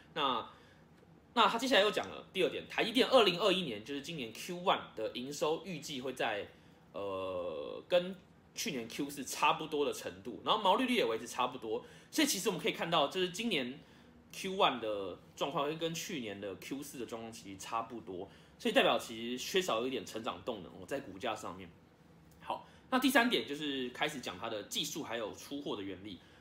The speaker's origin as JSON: {"language": "Chinese", "country": "Taiwan", "said": "所以我很期待这件事可以成功，身为台湾人哦。"}